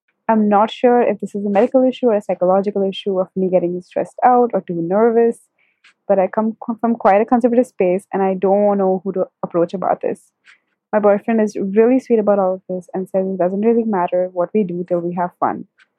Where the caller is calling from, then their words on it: India; I'm 20 years old and I'm calling from India.